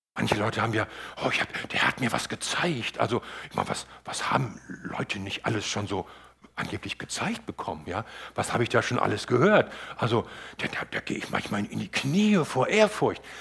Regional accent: Northern Germany, Germany; für mich als Norddeutscher

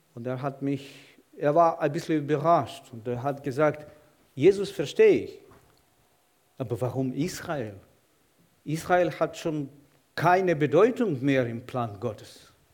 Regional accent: Kyiv, Ukraine; German is a second language; moved away as an adult; now in Leinfelden-Echterdingen, Germany; Ich komme aus der Ukraine. Ich bin in der Stadt Kiew geboren und aufgewachsen.

